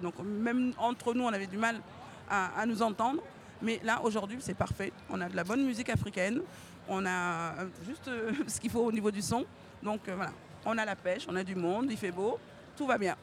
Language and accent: French; Lyon, Auvergne-Rhône-Alpes, France; Et puis j'ai grandi à Lyon, donc la Teranga, Lyon